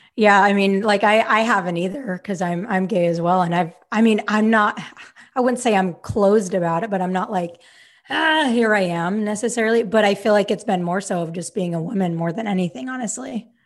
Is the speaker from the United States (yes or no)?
yes; Utah, United States; moved away as an adult; now in Sacramento, United States; I grew up in Utah. Like, my whole, whole life I lived in Utah until now, I live in Sacramento